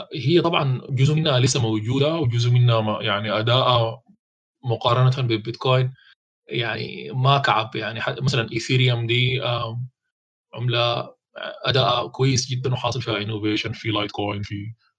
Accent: Sudan; عندنا في السودان

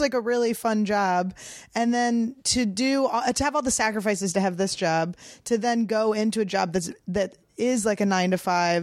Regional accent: Cheltenham, Pennsylvania, United States; moved away; also born or lived in Santa Fe; I grew up in the suburbs in Cheltenham

